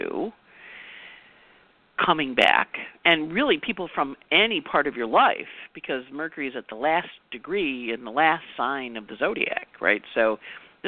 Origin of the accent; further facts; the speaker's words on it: Rochester, United States; moved away; my house that I grew up in Rochester